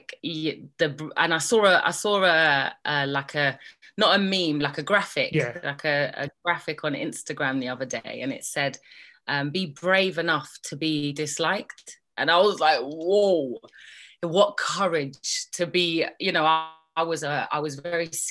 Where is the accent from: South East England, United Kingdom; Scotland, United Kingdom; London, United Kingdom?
London, United Kingdom; also born or lived in Birmingham; I was born in Birmingham, despite my accent misleading you. and so I guess when I was quite young, my mum left my dad and came to London